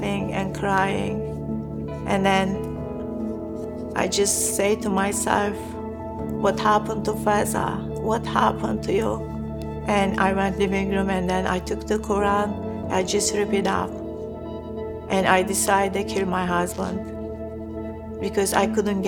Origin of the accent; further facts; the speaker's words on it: Turkey; I was born a Muslim in Turkey.